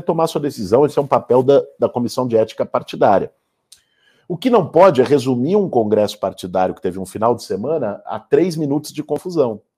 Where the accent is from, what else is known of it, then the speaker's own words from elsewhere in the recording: São Paulo, Brazil; Eu sou paulistano, 41 anos de vida, 41 anos na cidade de São Paulo